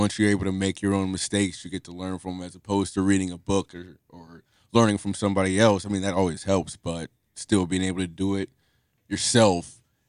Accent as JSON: {"language": "English", "town": "Cincinnati", "region": "Ohio", "country": "United States", "said": "I'm actually from Cincinnati."}